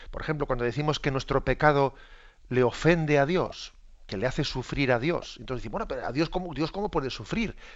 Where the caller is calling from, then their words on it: Pontevedra, Galicia, Spain; Hola, buenos días, monseñor. … de Pontevedra.